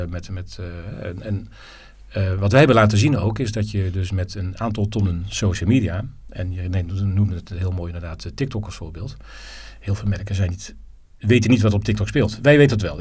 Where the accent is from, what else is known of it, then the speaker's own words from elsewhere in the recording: Netherlands; ik ben geen Belg, ik ben Nederlander